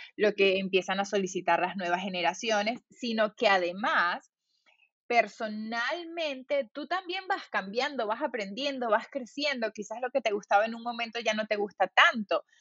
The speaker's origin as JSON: {"language": "Spanish", "town": "Valencia", "region": "Carabobo", "country": "Venezuela", "also_born_or_lived": "California, United States", "moved": "as an adult", "said": "yo soy de Valencia"}